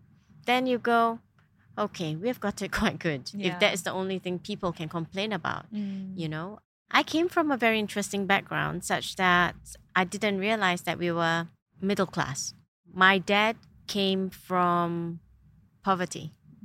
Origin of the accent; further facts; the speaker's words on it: Singapore; moved away as an adult; now in United Arab Emirates; Born and bred in Singapore.